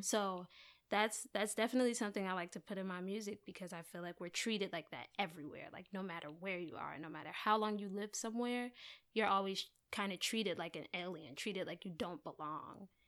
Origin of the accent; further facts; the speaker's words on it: Maplewood, New Jersey, United States; I am from New Jersey